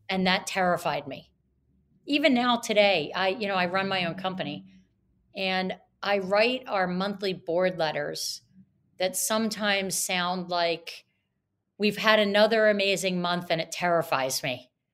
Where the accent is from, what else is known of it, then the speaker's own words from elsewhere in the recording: Atlantic City, New Jersey, United States; I grew up in Atlantic City, New Jersey